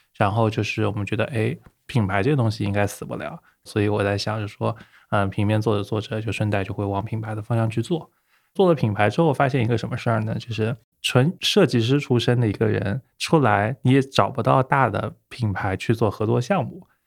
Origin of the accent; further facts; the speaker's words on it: Hangzhou, Zhejiang, China; also born or lived in United Kingdom; 杭州本地土生土长